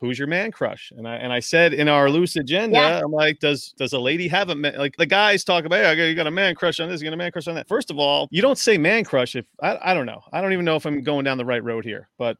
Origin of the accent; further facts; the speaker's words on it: New York City, New York, United States; I'm from the Bronx.